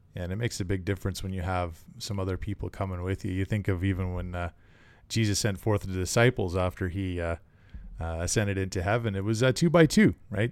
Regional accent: Canada; Being a Canadian and a hockey fan

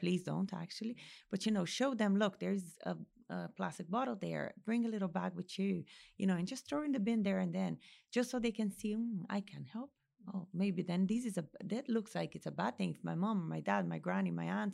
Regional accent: Brazil; now in Ireland; Brazil, my home country

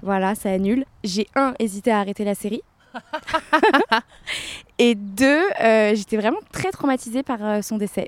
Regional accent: France; now in San Diego, United States; je suis française mais j'habite à San Diego.

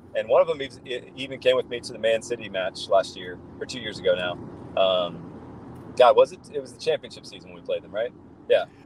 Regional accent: Columbus, Ohio, United States; I'm driving through uh, downtown Columbus right now, my hometown

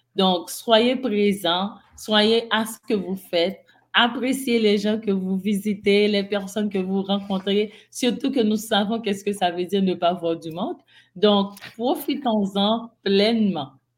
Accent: Haiti; moved away; je suis d'Haïti.

